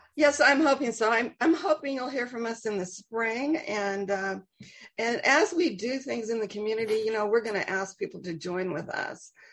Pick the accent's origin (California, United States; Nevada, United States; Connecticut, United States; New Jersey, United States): Connecticut, United States; New Haven; We grew up together in New Haven